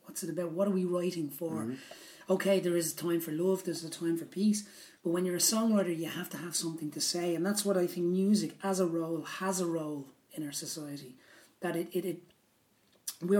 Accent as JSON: {"language": "English", "town": "Dublin", "region": "Leinster", "country": "Ireland", "tie": "born or raised there", "moved": "as an adult", "lives_now": "Austria", "said": "when I was growing up in Dublin"}